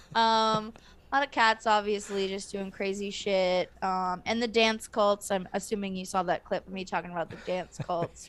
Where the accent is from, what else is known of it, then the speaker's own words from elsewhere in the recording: California, United States; I'm from California